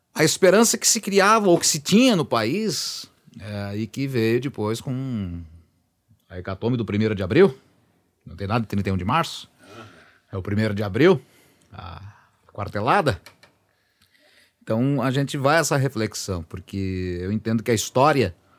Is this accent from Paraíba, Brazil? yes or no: no; São Luiz Gonzaga, Rio Grande do Sul, Brazil; eu nasci em São Luís Gonzaga eu fui criado no interior de São Luís Gonzaga, pelos meus avós